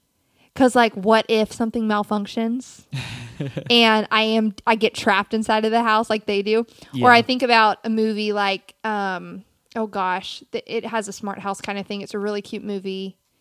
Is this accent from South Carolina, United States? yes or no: yes; South Carolina, United States; I'm from South Carolina.